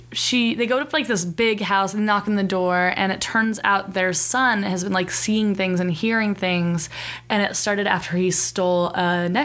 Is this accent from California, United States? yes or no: yes; Pasadena, California, United States; Which is actually my hometown.